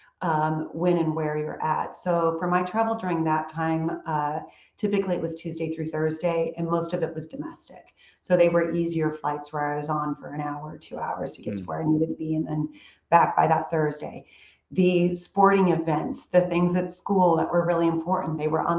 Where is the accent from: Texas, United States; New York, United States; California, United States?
California, United States; moved away as an adult; also born or lived in Charlotte, North Carolina; now in Houston, United States; I'm a California girl